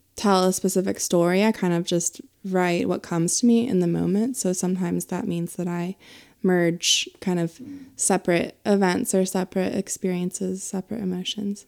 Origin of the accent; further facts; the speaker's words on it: Pennsylvania, United States; moved away as an adult; now in Asheville, United States; I did have a band that I played with in my hometown in Pennsylvania.